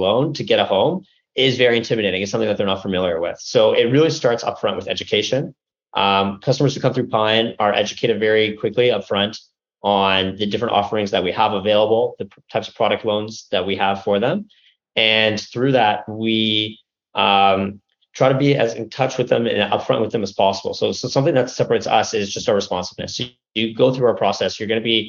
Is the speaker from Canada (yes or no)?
yes; Canada; moved away as an adult; now in United States; a Canadian living in the US